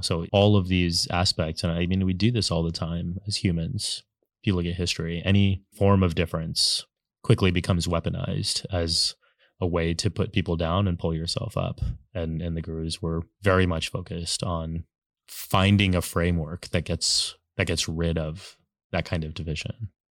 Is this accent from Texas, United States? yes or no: yes; San Antonio, Texas, United States; moved away as an adult; now in New York City, United States; I grew up in Texas, born and raised twenty-two years, and then I've lived in New York City for, like, the fa-, last fifteen